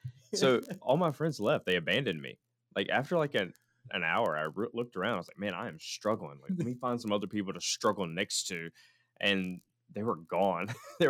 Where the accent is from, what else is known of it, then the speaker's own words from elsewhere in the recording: United States; as an American guy who wasn't trained in these rhythms and these dances that they're doing